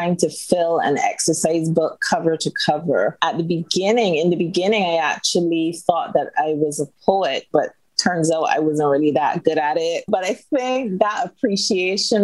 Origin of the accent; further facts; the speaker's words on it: Barbados; also born or lived in United Kingdom; I am born and bred in Barbados, spent most of my life here.